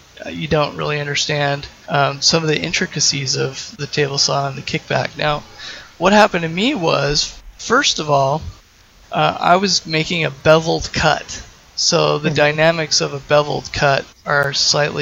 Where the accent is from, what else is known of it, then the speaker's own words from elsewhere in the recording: Salt Lake City, Utah, United States; moved away as an adult; now in Portland, United States; I'm originally from Salt Lake City, and I moved to Portland 8 or 10 years ago.